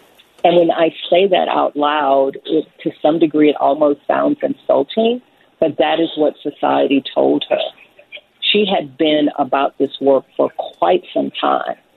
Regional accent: Baton Rouge, Louisiana, United States; I am from Baton Rouge, Louisiana

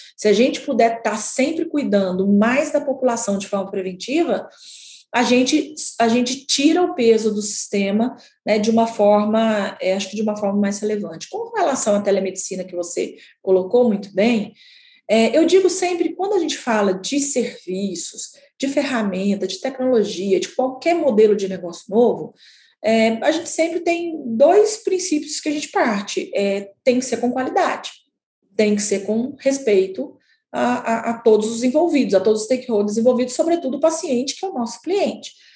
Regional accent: a town in the interior of Minas Gerais, Brazil; moved away; Eu sou de uma cidade do interior de Minas Gerais, né, de 20 mil habitantes

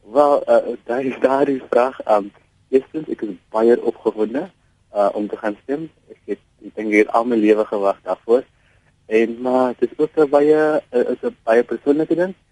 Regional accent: South Africa; also born or lived in Mitchells Plain; as 'n jong Suid-Afrikaner, as 'n baie dankbare Suid-Afrikaner

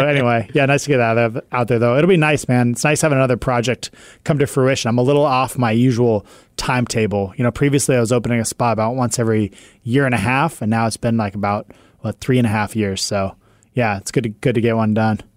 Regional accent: West Coast, United States; also born or lived in Boston; On the West Coast, we pronounce them the same

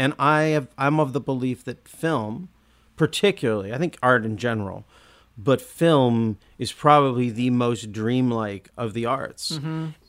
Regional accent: Olympia, Washington, United States; I come from Olympia. We don't know how to talk like that.

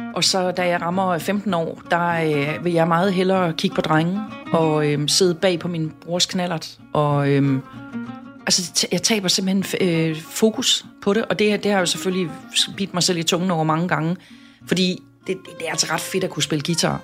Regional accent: Southern Jutland, Southern Denmark, Denmark; jeg er sønderjyde

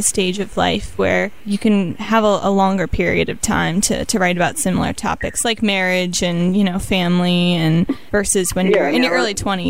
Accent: Ohio, United States; But Ohioans...

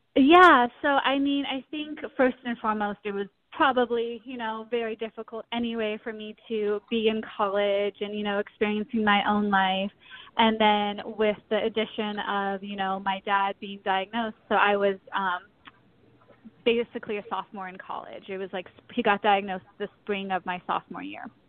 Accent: South Pasadena, California, United States; now in St. Paul, United States; I was born and raised in South Pasadena, California

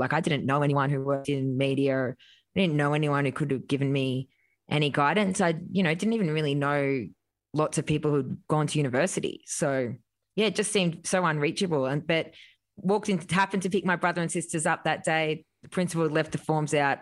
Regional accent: Grafton, New South Wales, Australia; it maybe was about twelve thousand when I was growing up

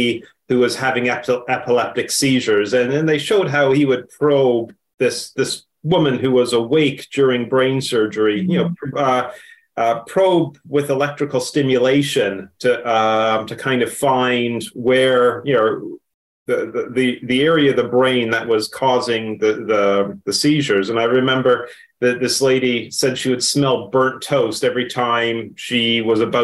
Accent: Hamilton, Ontario, Canada; moved away as an adult; now in London, United Kingdom; I'm originally from Canada, and some days I wake up and think, here I am living in London, England

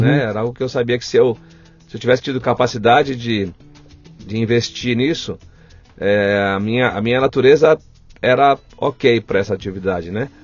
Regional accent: Guarulhos, São Paulo, Brazil; Eu nasci aqui pertinho, no Hospital do Servidor Público Estadual

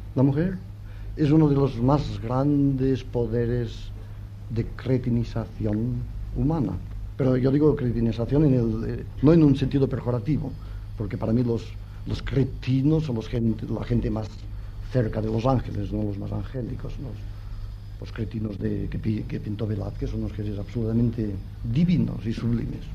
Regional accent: Catalonia, Spain; yo soy catalán

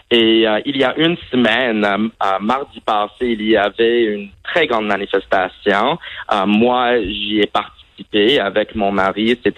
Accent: Saudi Arabia; also born or lived in Vermont, United States; En fait, j'ai grandi à l'étranger et euh, en fait, j'ai grandi en Arabie Saoudite, mais malheureusement, je n'avais pas l'occasion d'apprendre l'arabe.

